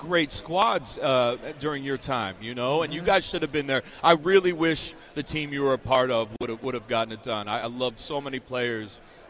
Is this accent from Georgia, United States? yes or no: no; Delaware, United States; moved away; I grew up in Delaware, and where my parents live right now is about 25 minutes away from the Link.